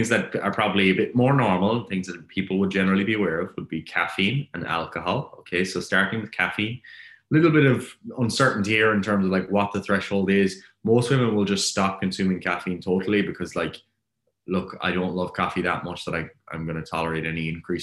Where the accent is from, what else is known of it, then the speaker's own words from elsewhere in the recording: Ireland; I'm Irish